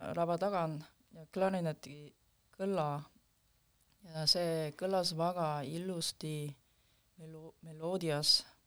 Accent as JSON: {"language": "Estonian", "country": "South Korea", "second_language": "Estonian", "moved": "yes", "lives_now": "Estonia", "said": "ma ise tul-, tulin eh, Lõuna-Koreast"}